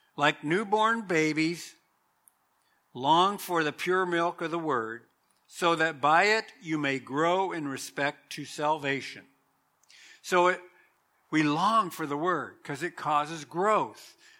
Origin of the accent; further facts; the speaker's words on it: Southern California, United States; I remember growing up in Southern California